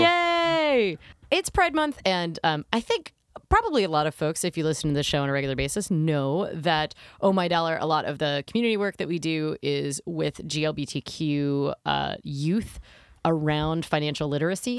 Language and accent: English; United States; as an American who at the time didn't have health insurance